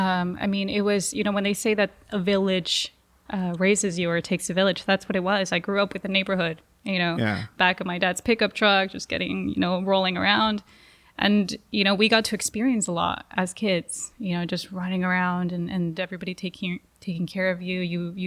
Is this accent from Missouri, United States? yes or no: no; Los Angeles, California, United States; born there; My parents did the opposite. I was born in Los Angeles. I was born in the U.S.